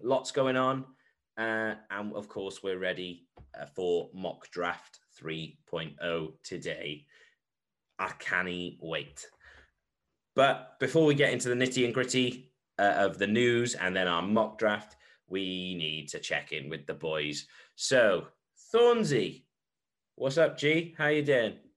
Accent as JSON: {"language": "English", "region": "Wales", "country": "United Kingdom", "said": "I'm from Wales."}